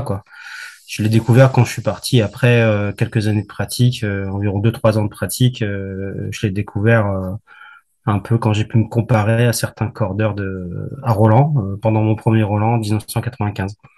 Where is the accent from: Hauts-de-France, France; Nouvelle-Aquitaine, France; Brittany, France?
Hauts-de-France, France; Valenciennes; je suis du Nord, je suis né à Valenciennes